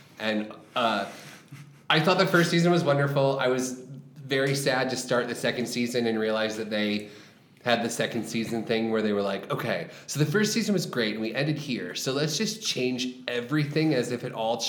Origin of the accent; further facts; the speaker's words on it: the South, United States; I grew up in the South, so like I know country music